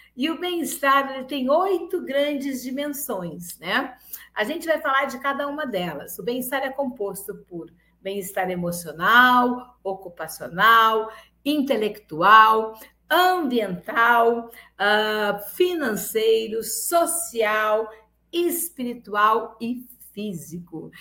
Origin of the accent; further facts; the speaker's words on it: Rio Grande do Sul, Brazil; now in Lauro de Freitas, Brazil; Eu sou gaúcha, mas sou uma baiana de coração